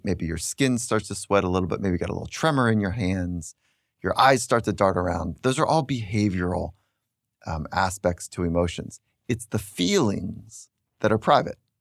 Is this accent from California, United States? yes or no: yes; Redondo Beach, California, United States; I grew up in the town of Redondo Beach and surfing